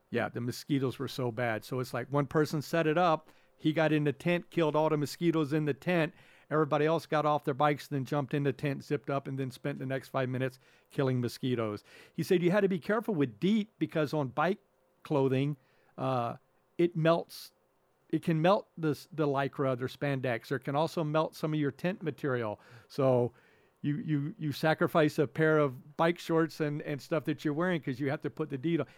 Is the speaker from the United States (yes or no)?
yes; the South, United States; growing up in the South